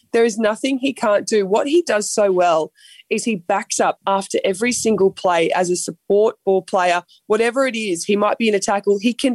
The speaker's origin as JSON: {"language": "English", "town": "Grafton", "region": "New South Wales", "country": "Australia", "also_born_or_lived": "Queensland", "moved": "yes", "said": "I'm from Grafton."}